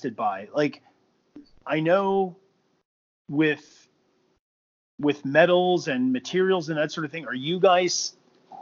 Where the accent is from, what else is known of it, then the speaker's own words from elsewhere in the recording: Southern California, United States; as a young person growing up in Southern California when I was playing drums